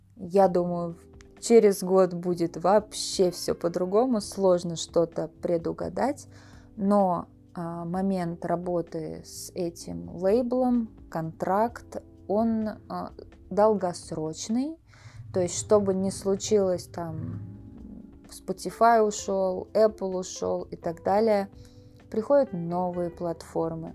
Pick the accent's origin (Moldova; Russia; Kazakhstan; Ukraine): Russia; first language Russian; moved away as an adult; also born or lived in United States; now in Thailand; я родилась, выросла в России, и мой язык родной русский